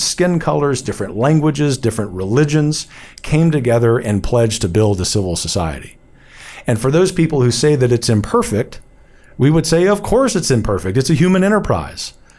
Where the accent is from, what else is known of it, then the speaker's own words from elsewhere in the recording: United States; we are American patriots